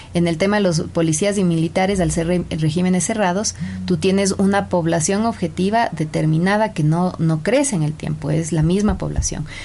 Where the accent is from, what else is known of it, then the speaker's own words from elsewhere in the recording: Ecuador; tenemos como sociedad ecuatoriana